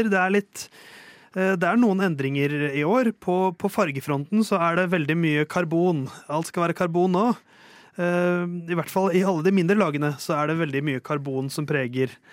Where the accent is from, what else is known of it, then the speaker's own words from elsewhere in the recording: Oslo, Norway; Jeg er fra Tåsen, først og fremst.